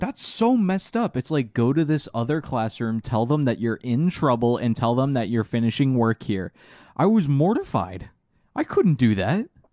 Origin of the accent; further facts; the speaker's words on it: Orange County, Florida, United States; The Orange County Public Schools, uh, Common Core failed us.